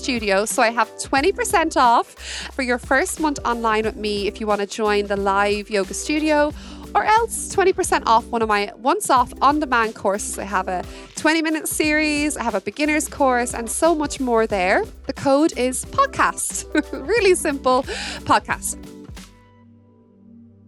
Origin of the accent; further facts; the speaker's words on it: Wexford, Leinster, Ireland; I'm from Wexford in Ireland.